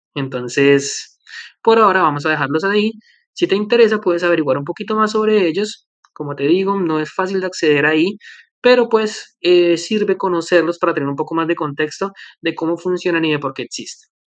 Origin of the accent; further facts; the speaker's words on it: Colombia; now in Canada; Colombia, que es mi país de origen y que también conozco más o menos